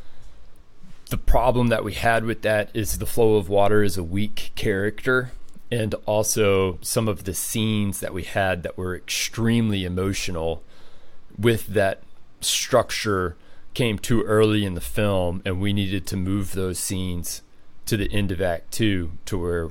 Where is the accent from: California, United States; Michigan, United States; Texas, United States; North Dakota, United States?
Texas, United States; Amarillo; also born or lived in San Angelo, Texas; Texas is my home. I grew up in Amarillo, went to high school in San Angelo